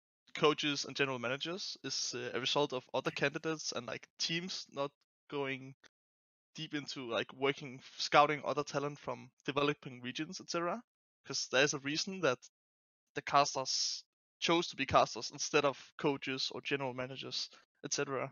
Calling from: Denmark; I'm calling from Denmark.

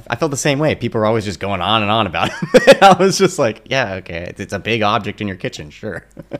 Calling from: Los Angeles, California, United States; I'm calling in from sunny Silver Lake, where it's raining actually right now.

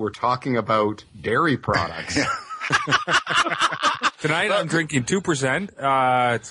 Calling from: London, United Kingdom; I'm calling in from London.

